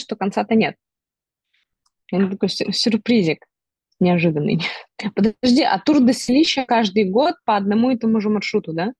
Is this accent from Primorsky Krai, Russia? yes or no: no; Perm, Perm Krai, Russia; я пермячка, и я не принимаю другое, конечно, место жительства